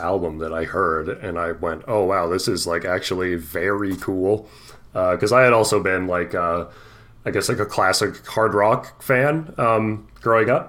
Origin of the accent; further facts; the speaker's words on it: Canada; we are Canadian men